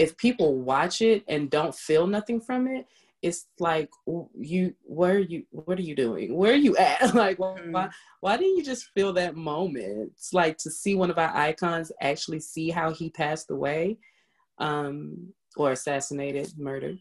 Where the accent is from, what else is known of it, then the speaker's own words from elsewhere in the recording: New York City, New York, United States; I was raised in Queens.